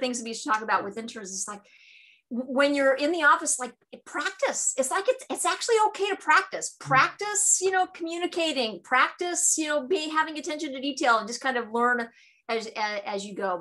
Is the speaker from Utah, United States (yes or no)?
no; California, United States; I'm from California